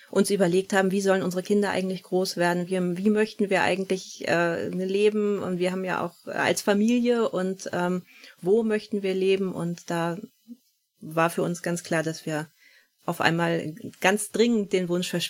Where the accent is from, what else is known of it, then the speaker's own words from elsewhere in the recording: Northern Germany, Germany; Wir sind beide hier im Norden groß geworden